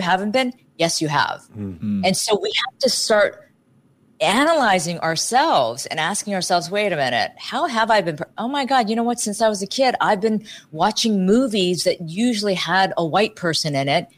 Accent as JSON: {"language": "English", "town": "Dayton", "region": "Ohio", "country": "United States", "tie": "born or raised there", "moved": "yes", "said": "I grew up in Ohio"}